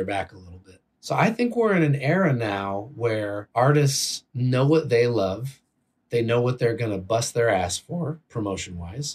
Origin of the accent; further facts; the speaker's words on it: Bay Area, California, United States; I grew up in the Bay Area where you have kids listening to hip hop right next to the punkers and the metalheads